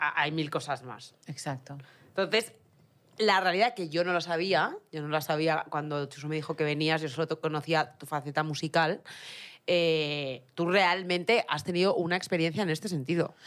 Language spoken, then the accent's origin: Spanish; Region of Murcia, Spain; accent: Murcian; moved away; also born or lived in Utah, United States; En español tengo acento murciano